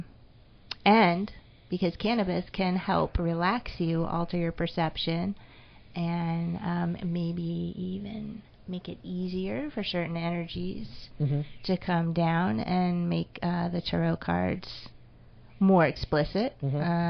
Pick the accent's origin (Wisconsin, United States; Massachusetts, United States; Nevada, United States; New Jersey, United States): Massachusetts, United States; Holyoke; I want to be in Holyoke. It's my hometown